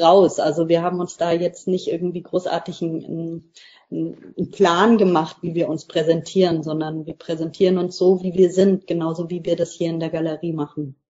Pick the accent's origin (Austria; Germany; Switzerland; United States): Germany; Lower Bavaria; moved away as an adult; now in Mecklenburg-Vorpommern, Germany; wir kommen auch beide aus Niederbayern, sind beide auf dem Land groß geworden.